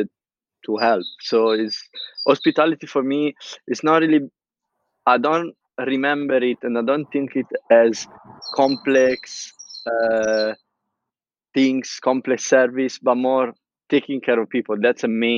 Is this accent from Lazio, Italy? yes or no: no; Pisa, Tuscany, Italy; English is a second language; moved away as an adult; now in London, United Kingdom; I'm from Pisa, a very small city in the heart of Tuscany